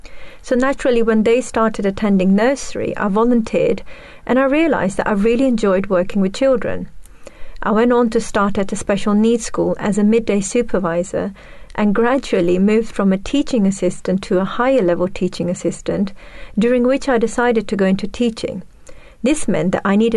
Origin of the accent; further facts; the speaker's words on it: Netherlands; moved away as an adult; now in United Kingdom; I grew up in the Netherlands and I moved here at the age of 21